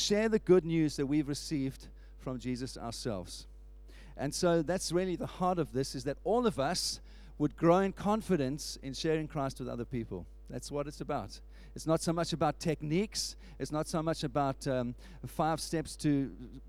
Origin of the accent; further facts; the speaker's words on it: South Africa; moved away; where I was when I grew up in South Africa